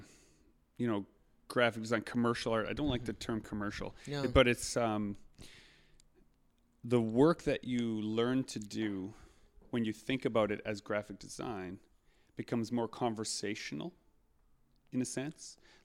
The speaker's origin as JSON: {"language": "English", "town": "Winnipeg", "region": "Manitoba", "country": "Canada", "tie": "born or raised there", "said": "and I grew up here in Winnipeg, but I live just outside of the city."}